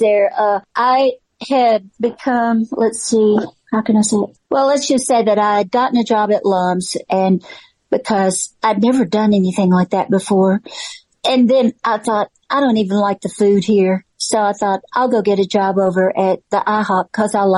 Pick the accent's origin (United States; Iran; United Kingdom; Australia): United States; Memphis, Tennessee; moved away; I'm from Memphis. I grew up here